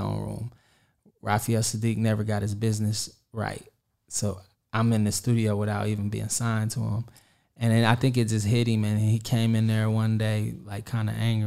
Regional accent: Kansas City, Kansas, United States; I'm from Kansas City, Kansas

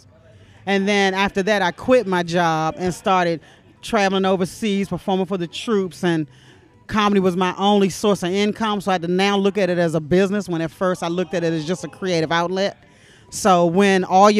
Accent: Maryland, United States; now in Los Angeles, United States; I am from Maryland, right outside of Washington, D.C.

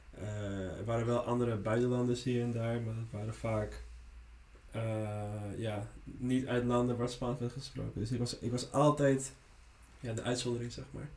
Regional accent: Netherlands; first language Spanish; Dutch is a second language; also born or lived in Lima, Peru / Friesland; now in Amsterdam, Netherlands; ik ben hier gewoon opgegroeid

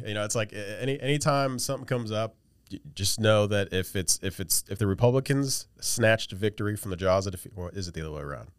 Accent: West Virginia, United States; I'm from West Virginia

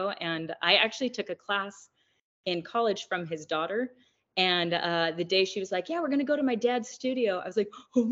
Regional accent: Mesa, Arizona, United States; I grew up in Phoenix, or in Mesa next to Phoenix in Arizona.

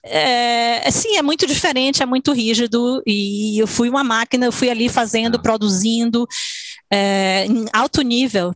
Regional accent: Salvador, Bahia, Brazil; moved away as an adult; also born or lived in São Paulo / New York; now in Switzerland; Eu nasci, minha irmã nasceu em São Paulo, a gente mudou para Salvador, Bahia

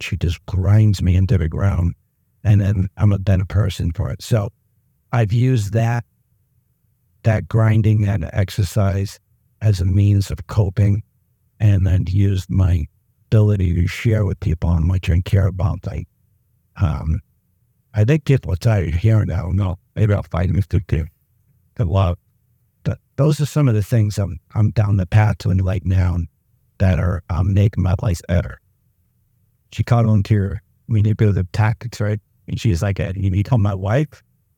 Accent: Mechanicsburg, Pennsylvania, United States; I just, because I'm from Mechanicsburg, doesn't matter.

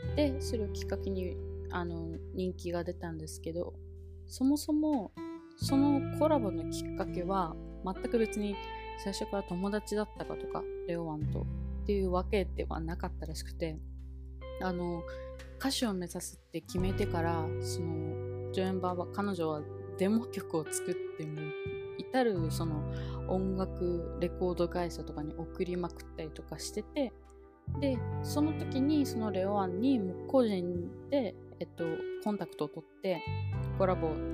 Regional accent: Okinawa, Japan; now in Taiwan; 私の地元の沖縄

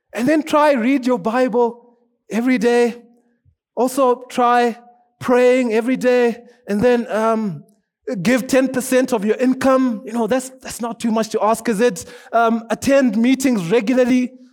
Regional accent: Zimbabwe; also born or lived in South Africa; now in Kenya; I'm from Zimbabwe.

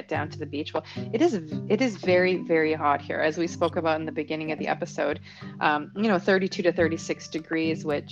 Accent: Canada; moved away as an adult; now in Panama; I'm Canadian, and in Canada, elementary school is first grade through sixth grade.

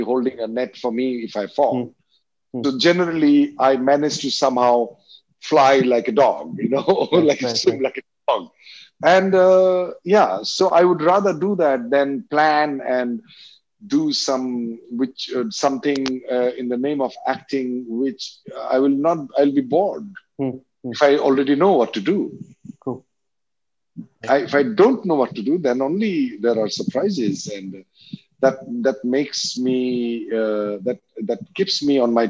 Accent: Assam, India; English is a second language; I grew up in Assam

